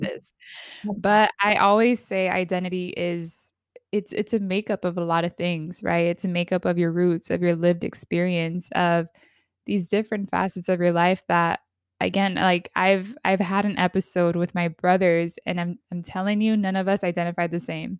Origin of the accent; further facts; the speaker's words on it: California, United States; I grew up in California, like, California through and through